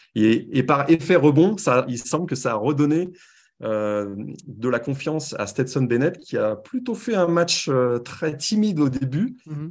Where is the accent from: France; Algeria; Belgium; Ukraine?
France; accent: French; moved away as an adult; also born or lived in Paris; now in Montreal, Canada; à mon accent, vous reconnaissez que je viens de France